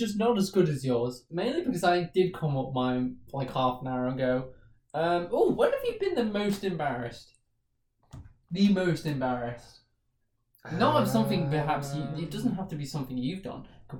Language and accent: English; Southport, North West England, United Kingdom; Like my hometown Southport.